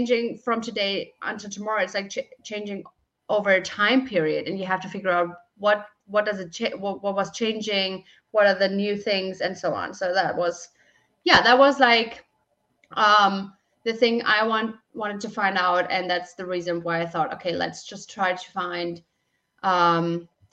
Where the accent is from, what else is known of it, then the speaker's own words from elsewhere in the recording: Germany; I'm from Germany, and I am working for Huntobot since May